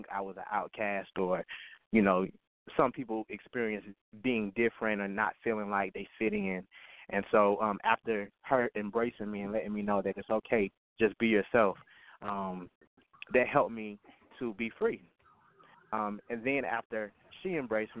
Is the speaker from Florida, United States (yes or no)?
yes; West Palm Beach, Florida, United States; I was born and raised in West Palm Beach, Florida